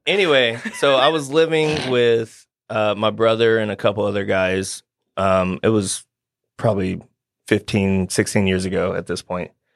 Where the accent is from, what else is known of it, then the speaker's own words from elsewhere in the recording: Nashville, Tennessee, United States; also born or lived in Johnson City, Tennessee; I am born and raised East Nashville